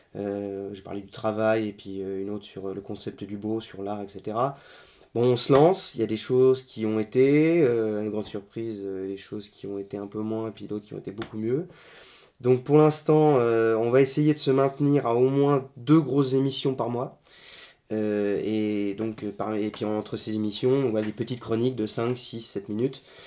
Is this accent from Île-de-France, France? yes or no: no; Lorraine, Grand Est, France; nous sommes Lorrain, donc euh, nous mettons toujours en avant la Lorraine